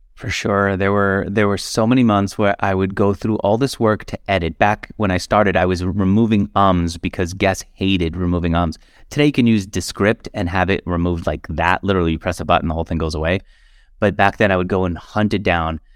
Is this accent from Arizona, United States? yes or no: no; New York, United States; I grew up in New York where Wall Street was, like, the number one industry